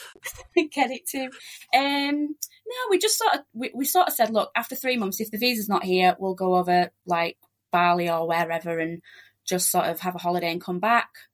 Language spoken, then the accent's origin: English; Leeds, Yorkshire and the Humber, United Kingdom; moved away as an adult; also born or lived in South Australia / Joondalup, Perth; now in Perth, Australia; we're from Leeds in West Yorkshire